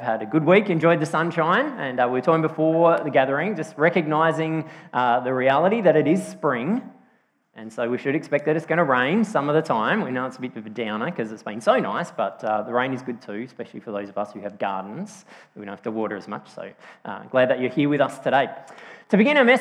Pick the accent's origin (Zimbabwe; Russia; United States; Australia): Australia; Yorketown, South Australia; also born or lived in Strathalbyn, South Australia; I grew up on the York Peninsula, so from when I was 3 until I was 10, we lived in Yorktown on the York Peninsula, and then when I was 10, we moved to Strathalbyn, up in the hills